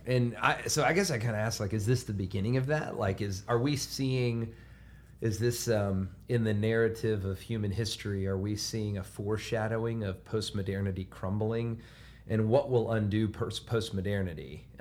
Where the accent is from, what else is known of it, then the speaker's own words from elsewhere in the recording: Alabama, United States; my hometown being from Alabama